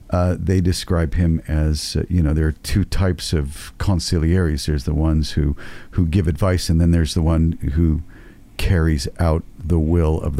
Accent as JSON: {"language": "English", "country": "United States", "said": "because I'm from America"}